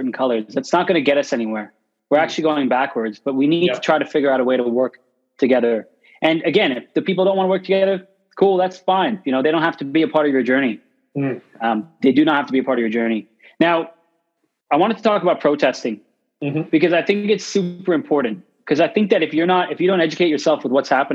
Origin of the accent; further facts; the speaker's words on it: Canada; growing up in Canada